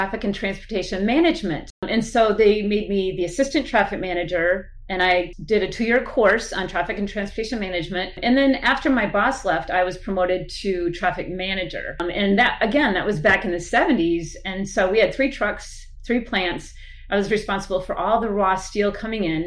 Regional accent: Iola, Wisconsin, United States; I grew up in a very small town in central Wisconsin called Iola

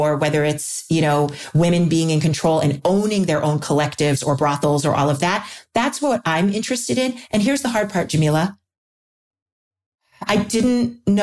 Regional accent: New York, United States; I grew up in New York

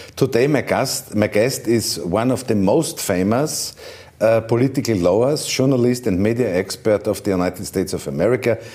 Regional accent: Vienna, Austria; English is a second language; I come from Austria, from Vienna

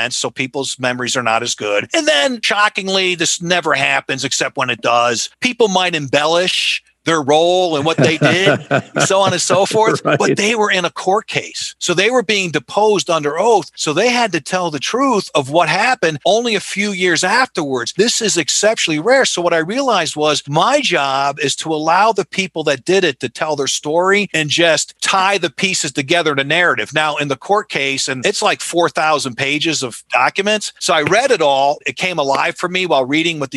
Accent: Colonie, New York, United States; moved away; I was born and raised in Albany, New York, a place called Colony

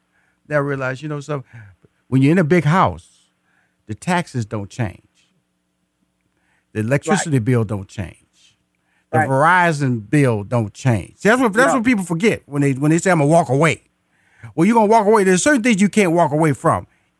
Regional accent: Houston, Texas, United States; And I am a native Houston. I was born in Houston. I went to high school in Houston. I went to college in Houston. I got married in Houston. And I still live in Houston and also live in Atlanta, Georgia.

